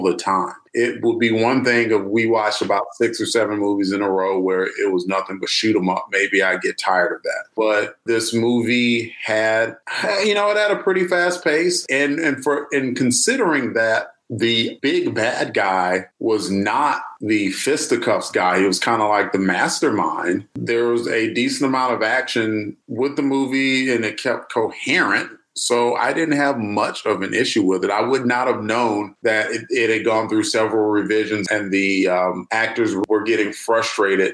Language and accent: English; United States; I'm American